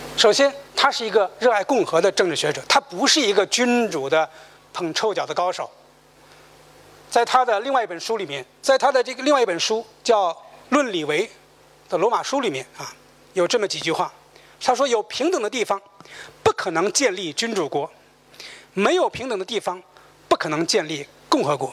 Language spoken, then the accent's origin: Chinese; China; 我们中国人